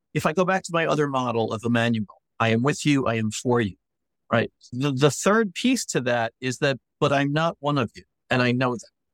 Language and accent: English; New York, United States; now in Knoxville, United States; as a New Yorker